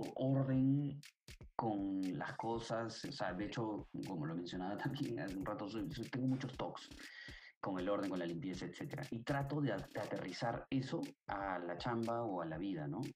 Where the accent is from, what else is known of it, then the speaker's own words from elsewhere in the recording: Peru; Nosotros somos peruanos